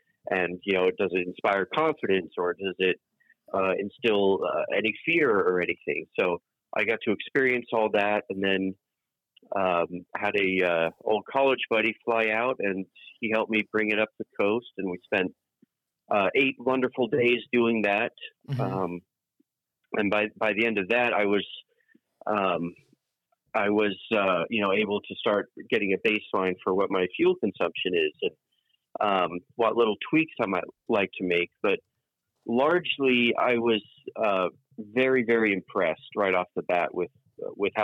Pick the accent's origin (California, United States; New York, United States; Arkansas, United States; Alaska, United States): California, United States; East Bay; also born or lived in England; the vast majority of my life, mm-hmm. living in the East Bay. So, you know, since I was a wee tyke